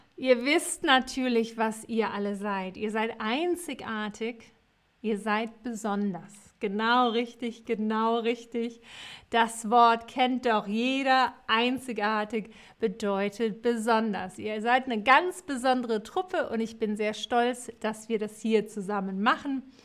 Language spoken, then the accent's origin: German; Cologne, North Rhine-Westphalia, Germany; ich komme aus Köln